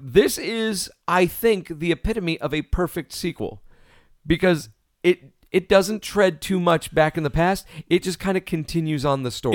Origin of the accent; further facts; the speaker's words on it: New York, United States; growing up in New York